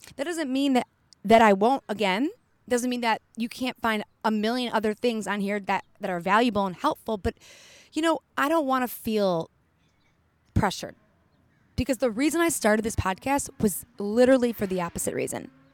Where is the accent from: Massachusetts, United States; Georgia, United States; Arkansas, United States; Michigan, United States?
Michigan, United States; Detroit; also born or lived in Colorado; now in California, United States; I'm from Detroit. I lived in Colorado for a few years